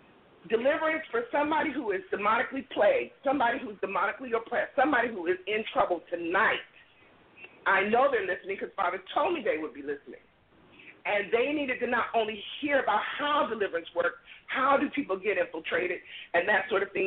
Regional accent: California, United States; now in Oklahoma City, United States; I'm originally from California.

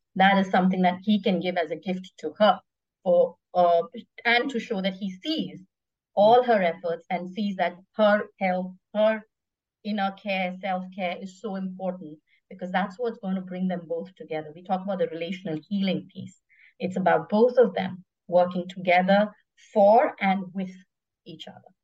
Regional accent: South India, India; now in Singapore; I'm Indian, so I can help with a little bit of that, a South Indian

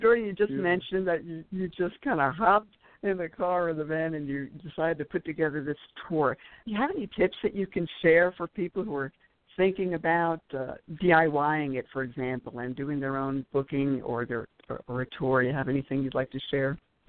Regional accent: New York, United States; also born or lived in New Jersey, United States / Colorado, United States; Yes, I'm originally from New York and New Jersey, and people are probably saying, oh, that's where the accent is from.

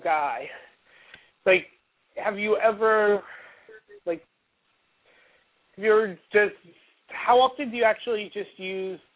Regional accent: Port Chester, New York, United States; growing up in Portchester

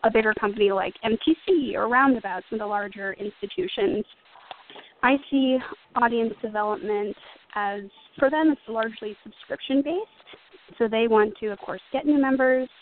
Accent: St. Louis, Missouri, United States; moved away as an adult; now in New York, United States; I'm from St. Louis originally, and I moved to New York in 2004 to attend NYU for acting

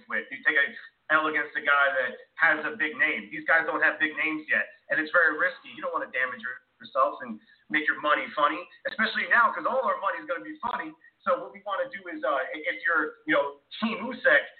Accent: New Jersey, United States; I'm from Jersey

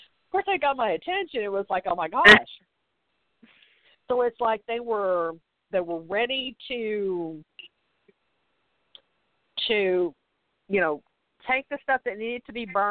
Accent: the South, United States; I'm from the South

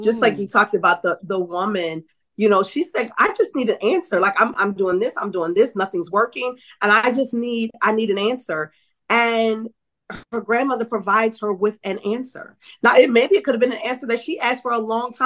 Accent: New Orleans, Louisiana, United States; I'm from New Orleans.

